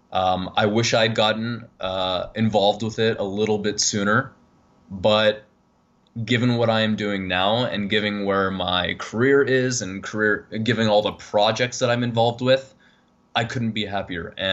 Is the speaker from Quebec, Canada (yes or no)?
no; Toronto, Ontario, Canada; accent: Canadian; in Toronto. Um, wait until I say a boot, and then you'll be definitely be able to tell that I'm Canadian.